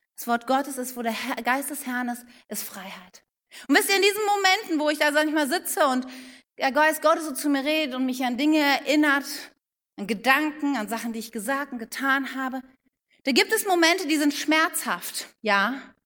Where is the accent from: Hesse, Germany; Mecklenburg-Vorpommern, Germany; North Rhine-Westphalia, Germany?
North Rhine-Westphalia, Germany; Wuppertal; ich bin in Wuppertal geboren